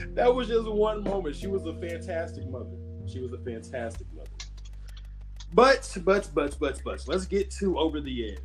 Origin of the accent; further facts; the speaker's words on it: Gary, Indiana, United States; Gary, Indiana is my hometown